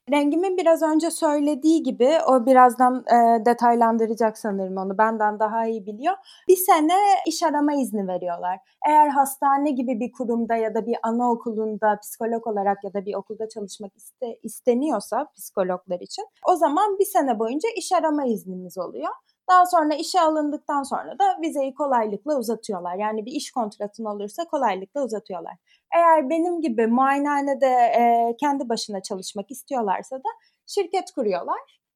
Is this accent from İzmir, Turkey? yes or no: yes; İzmir, Turkey; moved away as an adult; now in Paris, France; İzmir'de doğdum, büyüdüm.